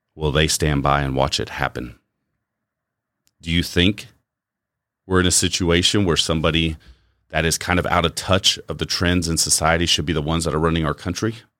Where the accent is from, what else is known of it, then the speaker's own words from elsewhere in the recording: United States; as an American, I've enjoyed the society I've lived in for the bulk of my life